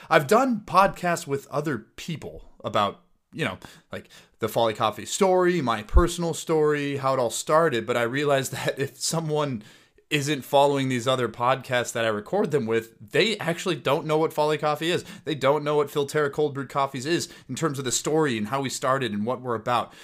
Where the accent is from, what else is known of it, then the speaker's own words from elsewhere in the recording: Plymouth, Minnesota, United States; also born or lived in Hanover, New Hampshire; I grew up in Plymouth, Minnesota, went to Wyzetta High School